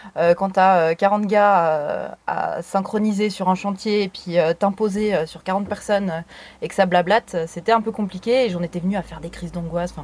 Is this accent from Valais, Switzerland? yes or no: no; Lutry, Vaud, Switzerland; now in Lausanne, Switzerland; je viens de Lutry à la base, où j'ai habité depuis euh, bébé. Hein. J'ai toujours habité Lutry